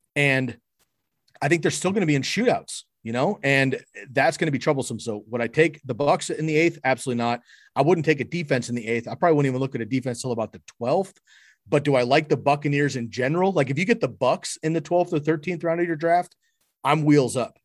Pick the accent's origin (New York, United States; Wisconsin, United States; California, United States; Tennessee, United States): California, United States; San Francisco; now in Eugene, United States; I grew up in San Francisco.